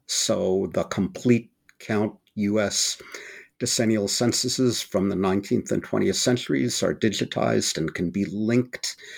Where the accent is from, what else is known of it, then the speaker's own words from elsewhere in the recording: Berkeley, California, United States; not only did I grow up in the Bay Area, I grew up in Berkeley, California